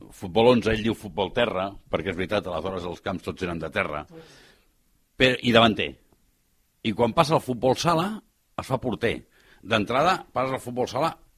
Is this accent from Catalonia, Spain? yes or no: yes; Barcelona, Catalonia, Spain; jo soc català, sóc de Barcelona, sóc del Raval